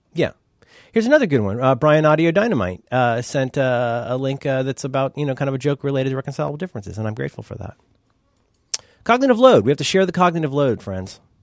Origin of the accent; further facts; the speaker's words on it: Ohio, United States; I'm from Ohio